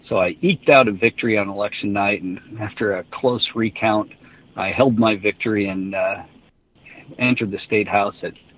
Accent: Midwest, United States; You know, I'm a guy from the Midwest, but we became friends.

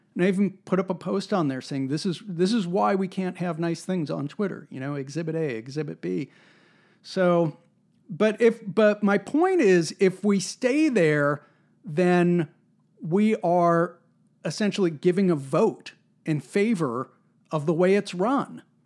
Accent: United States; there's something in our national character, there's something about being American that is ornery and contrary

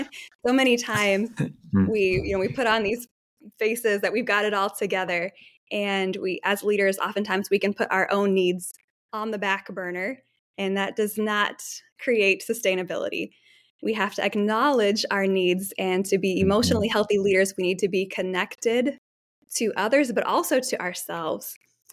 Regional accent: Nairobi, Kenya; I grew up in Nairobi, Kenya, in East Africa, and was shaped very much by just the 20 years my family's lived there.

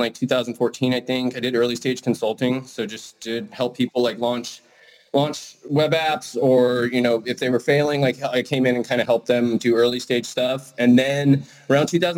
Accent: Idaho, United States; I grew up in Idaho in the mountains.

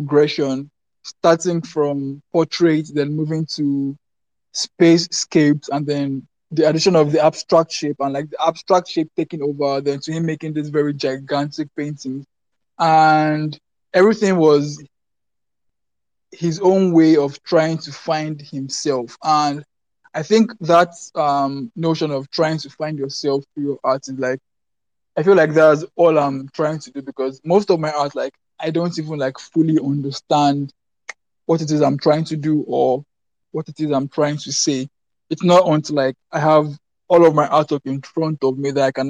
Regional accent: Lagos, Nigeria; I'm from Lagos, Nigeria

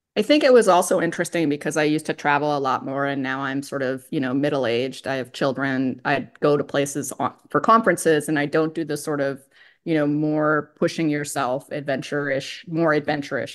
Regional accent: State College, Pennsylvania, United States; moved away; I grew up in State College where Penn State is.

